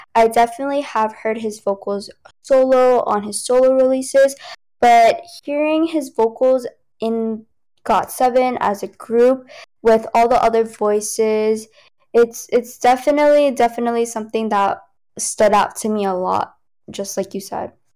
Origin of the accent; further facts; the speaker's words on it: United States; first language Cantonese; English is a second language; I'm, you know, from America